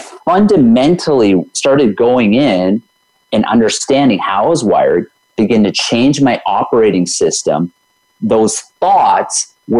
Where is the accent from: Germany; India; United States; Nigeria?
India; I can't swim. I'm Indian. I had all these stories going of why I can't swim.